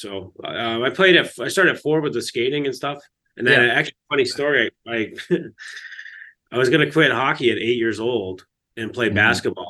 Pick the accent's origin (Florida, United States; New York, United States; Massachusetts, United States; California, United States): New York, United States; Fulton; Yeah, it's an interesting time in Fulton, New York. It's a small little town. It's like a factory town.